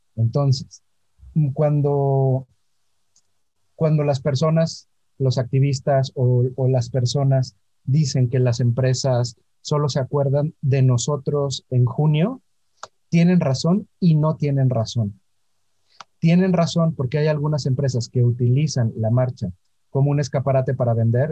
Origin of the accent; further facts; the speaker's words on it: Orizaba, Veracruz, Mexico; Yo nací en Orizaba, Veracruz. Eh, es una ciudad muy pequeña, ahora es un pueblo mágico, en una familia